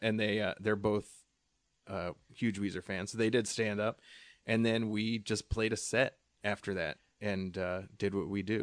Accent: Allentown, Pennsylvania, United States; moved away; my hometown, uh, Allentown, where I'm actually from

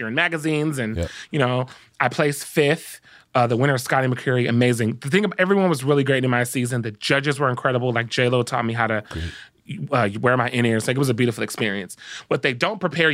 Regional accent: Compton, California, United States; I grew up in Compton

